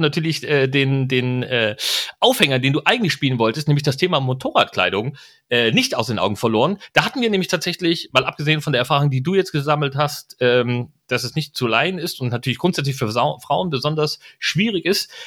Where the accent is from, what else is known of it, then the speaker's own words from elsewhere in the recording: East Germany, Germany; moved away; mein Herz schlägt Ostdeutsch. Ich mag die Leute dort, ich komme aus der Ecke